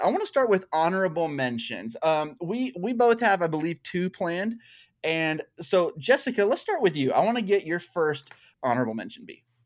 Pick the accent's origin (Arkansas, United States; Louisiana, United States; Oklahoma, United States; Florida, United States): Arkansas, United States; I'm from Arkansas still. I say y'all all the time